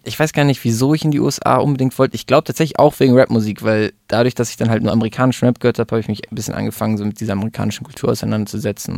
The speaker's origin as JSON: {"language": "German", "region": "Hamburg", "country": "Germany", "tie": "born or raised there", "also_born_or_lived": "Munich", "moved": "as an adult", "lives_now": "Italy", "said": "Ich bin in München geboren. Bin dann, glaube ich, nach der zweiten Klasse mit meiner Mutter nach Hamburg gezogen."}